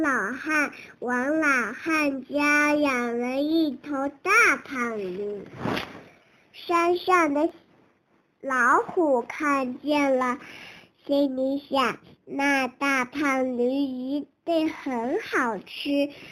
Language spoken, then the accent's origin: Chinese; Kunming, Yunnan, China; 今年四岁，我我来自云南昆明。